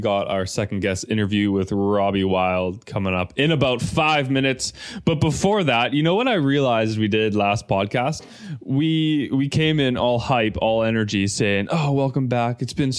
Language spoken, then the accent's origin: English; Germany; My hometown is Germany, yeah.